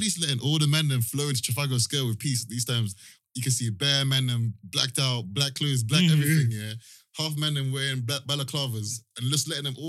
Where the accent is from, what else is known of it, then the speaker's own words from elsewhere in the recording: Jamaica; also born or lived in Brixton, London / Croydon, London; now in London, United Kingdom; I grew up in Jamaica